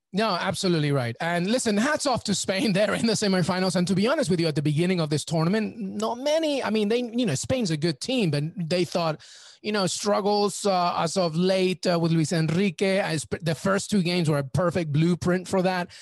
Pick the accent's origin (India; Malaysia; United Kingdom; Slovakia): United Kingdom; England; also born or lived in Peru; I'm Peruvian, but I grew up in England.